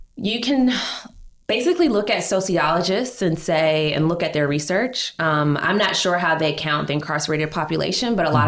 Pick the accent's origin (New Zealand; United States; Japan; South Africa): United States; Georgia; now in New York, United States; I'm from Georgia.